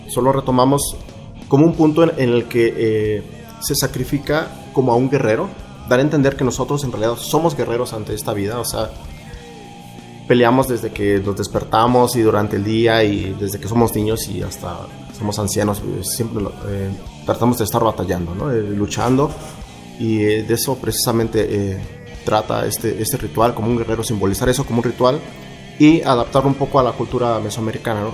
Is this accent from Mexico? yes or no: yes; Mexico; como mexicanos